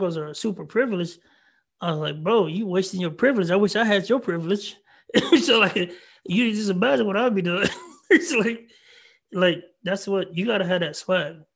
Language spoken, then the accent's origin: English; Marlin, Texas, United States; I'm from a small town called Marlin, Texas, 3,000 people